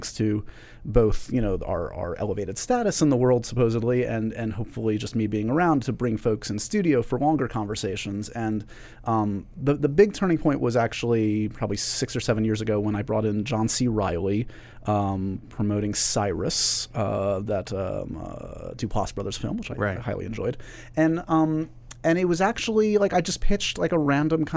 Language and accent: English; New York City, New York, United States; I grew up here in New York City where we're taping this.